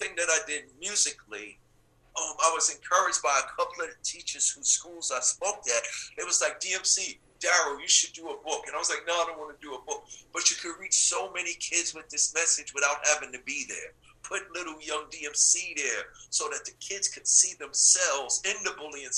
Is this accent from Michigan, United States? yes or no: no; New York City, New York, United States; I grew up in Hollis, Queens, New York